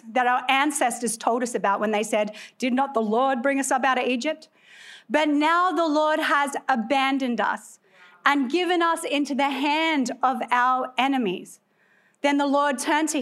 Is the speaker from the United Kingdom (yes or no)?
no; Australia; moved away as an adult; also born or lived in California; now in United States; clearly I am Australian, although I've been naturalized, so I'm one of you now